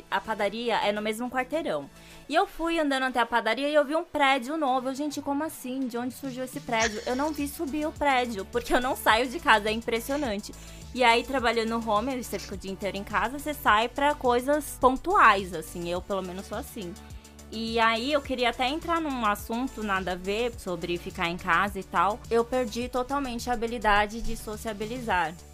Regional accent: Rio de Janeiro, Brazil; born there; Eu nasci no Rio, eu nasci em Copacabana.

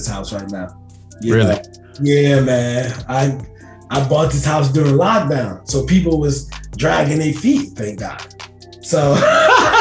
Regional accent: New Jersey, United States; moved away as an adult; now in Charlotte, United States; born and raised in New Jersey, man. Been down to Charlotte since 2008

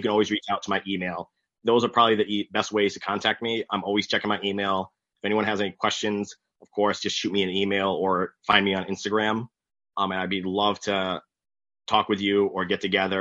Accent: Coventry, Connecticut, United States; Coventry used to do that, my hometown

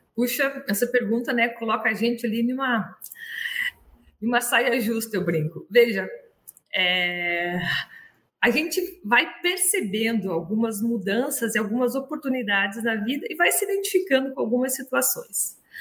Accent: Brazil; also born or lived in Montpellier, France

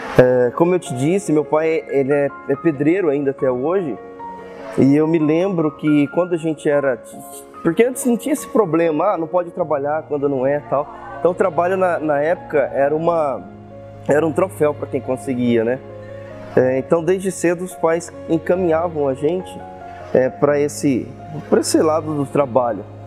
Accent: Osvaldo Cruz, São Paulo, Brazil; nasci aqui em Oswaldo Cruz mesmo. Sou filho de Oswaldo Cruz, né? Meus pais também nasceram aqui.

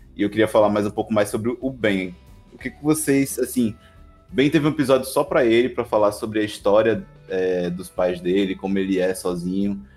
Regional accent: Northeast Region, Brazil; eu sou brasileiro, sou nordestino

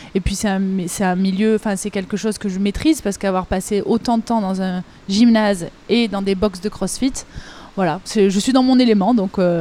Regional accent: Avignon, Provence-Alpes-Côte d'Azur, France; also born or lived in Marseille; je suis revenue aux sources chez moi, à Avignon, dans le sud de la France

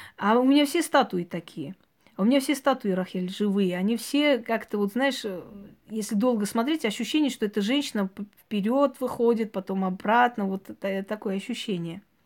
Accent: Georgia; moved away; Вот у нас, например, на, родине, где я родилась, в Грузии, наше село прям рядом со спящим вулканом

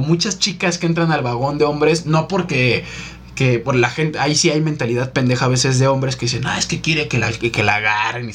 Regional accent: Mexico City, Mexico; Yo soy de aquí de la ciudad

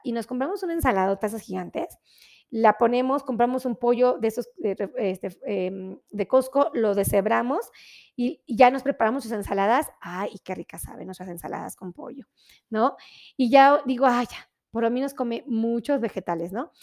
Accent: Mexico

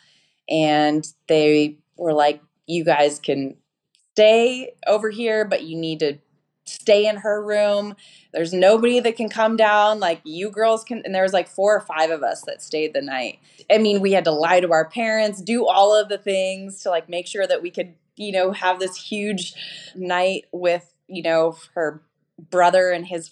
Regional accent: Denver, Colorado, United States; moved away as an adult; also born or lived in Atlanta; now in Orange County, United States; I am actually a Colorado native. So okay. I grew up in Denver, Colorado, like a suburb of Denver called Centennial or Aurora

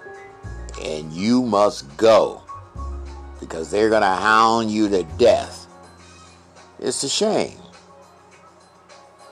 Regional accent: Chicago, Illinois, United States; I grew up here in Lincoln Park

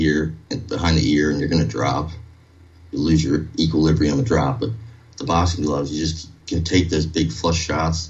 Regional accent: Baltimore, Maryland, United States; we're from Baltimore.

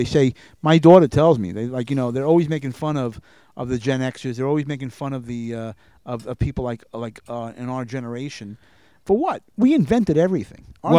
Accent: Inverness, Florida, United States; born or raised there; also born or lived in New York

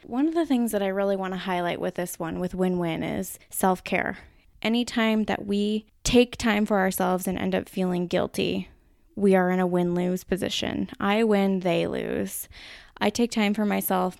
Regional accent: Minnesota, United States; accent: Minnesota; my Minnesota accent

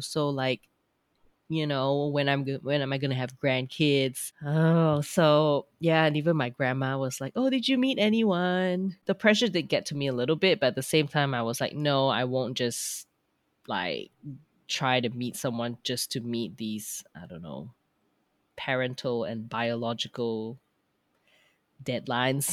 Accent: Petaling Jaya, Selangor, Malaysia; moved away as an adult; also born or lived in Australia; now in Frankfurt area, Germany; I am actually from Petalinjaya.

